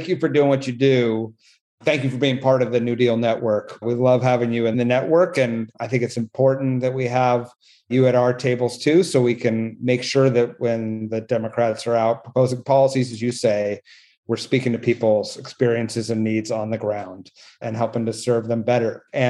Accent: California, United States; I'm a Californian

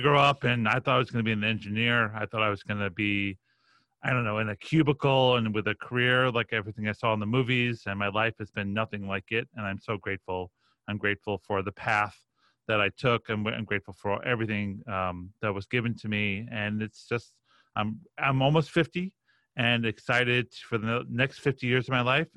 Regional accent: Roslyn, New York, United States; I grew up on the North Shore of Long Island

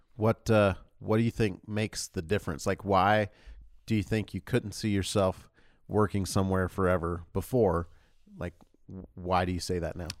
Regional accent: North Georgia, United States; also born or lived in Louisiana / Mississippi; now in Utah, United States; I grew up in North Georgia

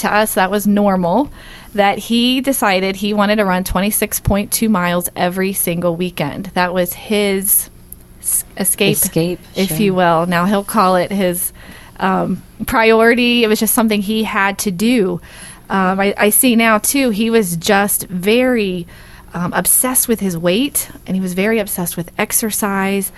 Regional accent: Dayton, Ohio, United States; moved away; Originally, I'm from Dayton, Ohio

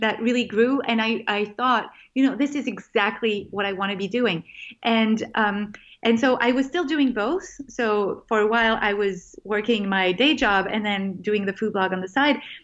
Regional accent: France; moved away as an adult; also born or lived in California; I grew up in France

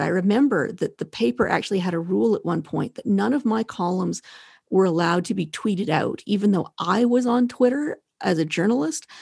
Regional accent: the West, Western Canada, Canada; I'm from the West

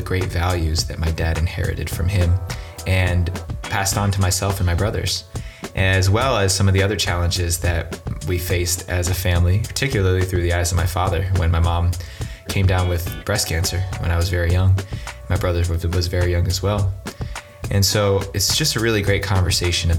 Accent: Northern New Jersey, United States; Northern New Jersey, where I'm from

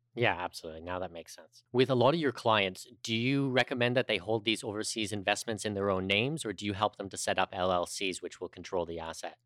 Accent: Canada; a Canadian

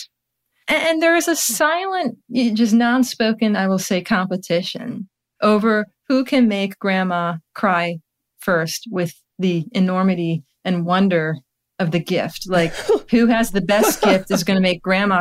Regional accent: Charlotte, North Carolina, United States; moved away; also born or lived in Baltimore; We're both from Charlotte, and I'm going back next week

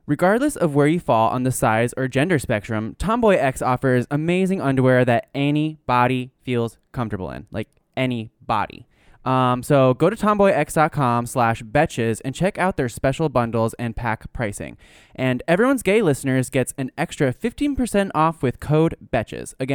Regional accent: Montreal, Quebec, Canada; moved away as an adult; now in United States; I'm actually from Montreal, and when I moved here, I realized

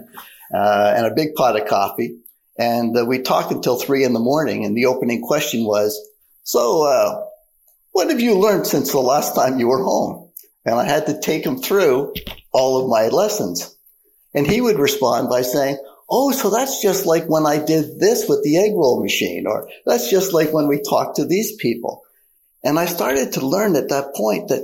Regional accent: Canada; I am a Canadian. I'm a proud Canadian. And frankly, Canada had paid for my undergrad.

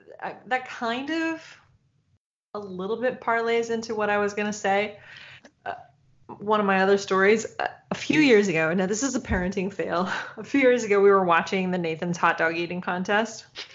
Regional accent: Michigan, United States; I grew up in Michigan, and we're right by Canada, and I feel like I could do the accent and fit right in.

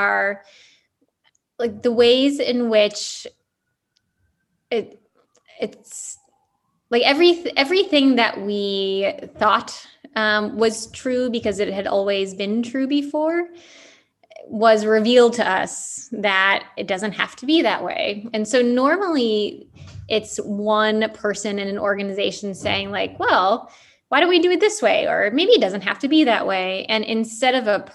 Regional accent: Chicago, Illinois, United States; I grew up in Chicago

